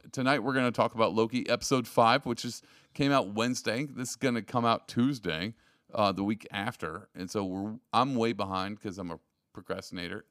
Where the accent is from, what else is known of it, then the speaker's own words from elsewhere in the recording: Texas, United States; I'm from Texas